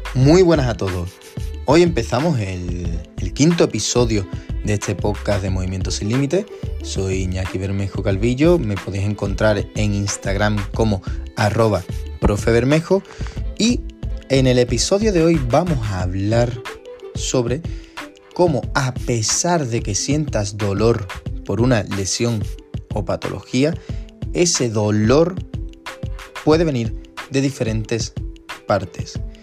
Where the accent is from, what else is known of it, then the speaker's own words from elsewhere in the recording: San Fernando, Andalusia, Spain; yo soy de San Fernando, que es una, una ciudad justo al ladito de Cádiz